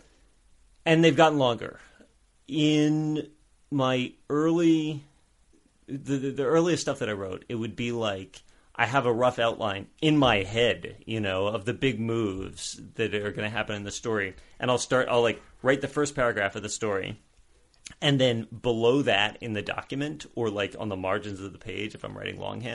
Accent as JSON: {"language": "English", "town": "New Orleans", "region": "Louisiana", "country": "United States", "said": "Originally, I'm from New Orleans. I was born in New Orleans in 1983."}